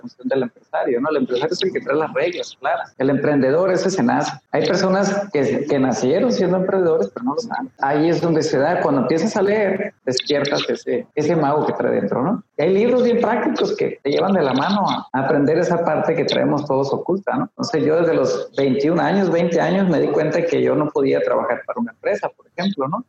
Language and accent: Spanish; Los Mochis, Sinaloa, Mexico; moved away as an adult; also born or lived in Juan José Ríos, Sinaloa / Ciudad Juárez, Chihuahua; now in Tijuana, Mexico; Yo nací en Los Mochis, viví en Juan José Ríos toda la vida